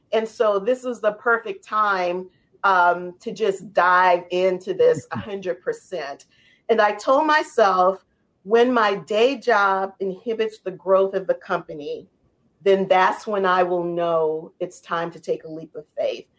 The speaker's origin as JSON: {"language": "English", "town": "New Orleans", "region": "Louisiana", "country": "United States", "tie": "born or raised there", "said": "how I was raised in New Orleans"}